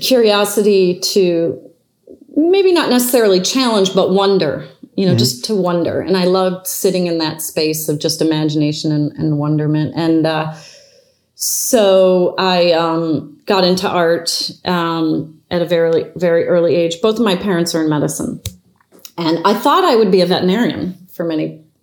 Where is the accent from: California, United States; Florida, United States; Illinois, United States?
Illinois, United States; the Midwest outside of Chicago; moved away as an adult; also born or lived in Prague; now in San Francisco, United States; I grew up in the Midwest outside of Chicago, very typical childhood